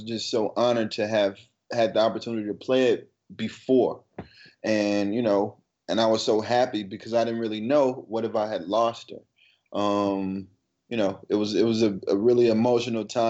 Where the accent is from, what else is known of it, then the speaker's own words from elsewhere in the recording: Ferguson, Missouri, United States; now in New York City, United States; growing up in Ferguson, you know, not necessarily growing up in Ferguson, coming from Ferguson